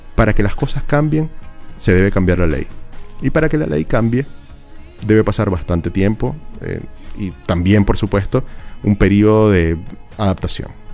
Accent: Venezuela; now in Chile

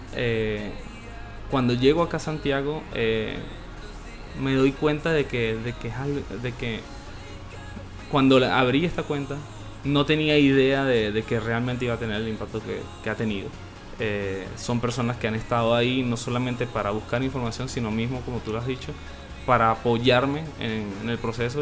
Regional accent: Venezuela; moved away as an adult; now in Chile; yo me vine de Venezuela

